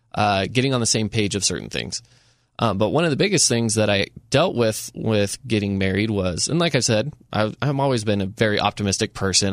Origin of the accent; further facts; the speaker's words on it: Enterprise, Utah, United States; now in Saint George, United States; I grew up in a small town. I grew up in Enterprise.